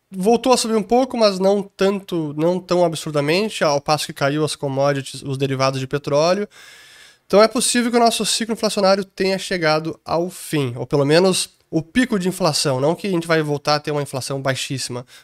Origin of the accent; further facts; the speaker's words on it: Italy; Então, eu como italiano preferiria ter euros em vez de lira italiana.